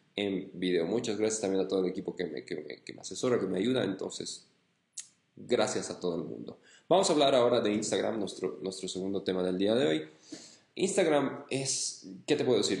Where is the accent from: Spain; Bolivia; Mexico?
Bolivia; mi país, en Bolivia